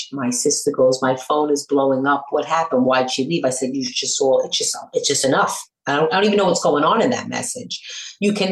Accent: New York City, New York, United States; accent: New York; I'm from Brooklyn.

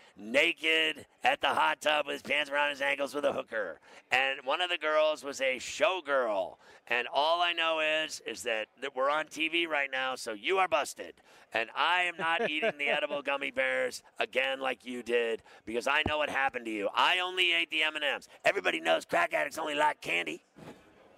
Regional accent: Pittsburgh, Pennsylvania, United States; I'm from Pittsburgh. I started my career in Pittsburgh

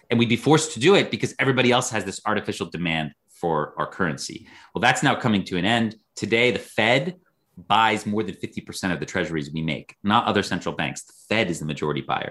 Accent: United States; as an American

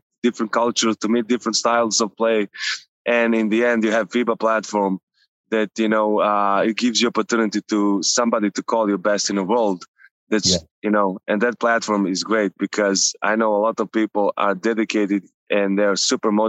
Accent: Novi Sad, Vojvodina, Serbia; moved away; So the area where I grew up, Lehman

